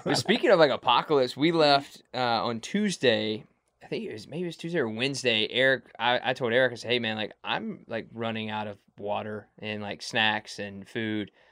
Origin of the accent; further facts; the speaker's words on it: Mississippi, United States; I'm from Mississippi